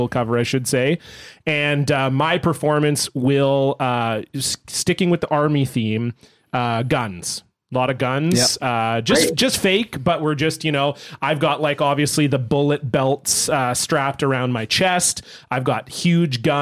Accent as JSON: {"language": "English", "country": "Canada", "lives_now": "Vancouver, Canada", "said": "we're Canadian boys."}